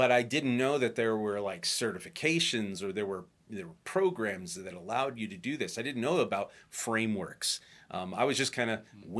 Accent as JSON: {"language": "English", "region": "Illinois", "country": "United States", "tie": "born or raised there", "said": "you know, growing up outside of Chicago."}